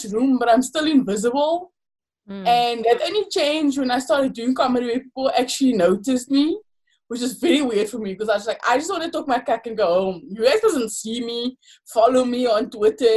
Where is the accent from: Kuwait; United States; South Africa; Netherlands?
South Africa; Paarl, Western Cape; growing up in Paul, but it's growing up in anywhere in South Africa